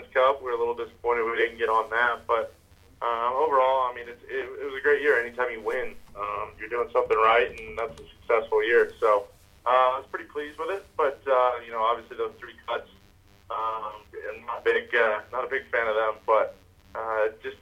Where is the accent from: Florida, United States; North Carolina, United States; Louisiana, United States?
Florida, United States; Honda Classic hometown event; my hometown event in Honda, the Honda Classic